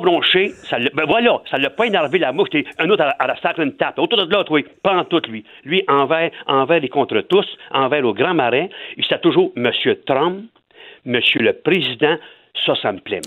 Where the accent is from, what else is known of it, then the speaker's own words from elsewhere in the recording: Quebec, Canada; also born or lived in Louiseville, Quebec; on est Québécois